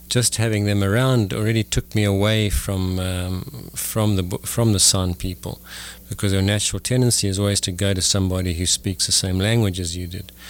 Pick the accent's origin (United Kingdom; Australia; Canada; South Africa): South Africa; moved away as an adult; originally I was born in South Africa and raised there. In fact, I only came to this country 15 years ago